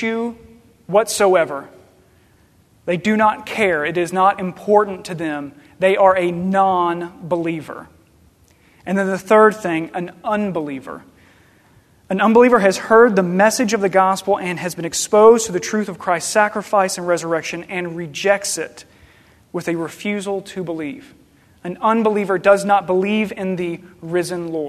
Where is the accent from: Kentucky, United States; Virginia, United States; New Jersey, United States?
Kentucky, United States; Paducah; also born or lived in Murray, Kentucky; I grew up in Paducah, Kentucky, in this little suburb called Hendren, which is a suburb of Lone Oak